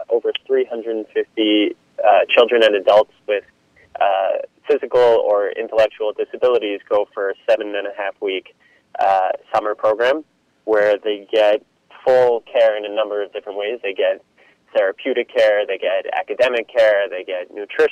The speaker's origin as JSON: {"language": "English", "town": "New York City", "region": "New York", "country": "United States", "tie": "born or raised there", "also_born_or_lived": "Israel", "said": "I grew up in Queens"}